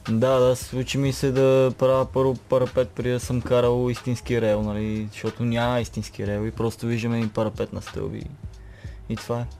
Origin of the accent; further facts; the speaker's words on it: Sandanski, Blagoevgrad Province, Bulgaria; also born or lived in Petrich; роден нали, в Петри, живеех Сандански след това